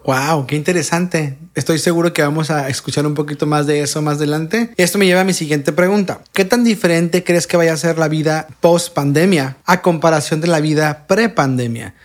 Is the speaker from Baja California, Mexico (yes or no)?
yes; Tijuana, Baja California, Mexico; de mi ciudad natal, nacida y criada en Tijuana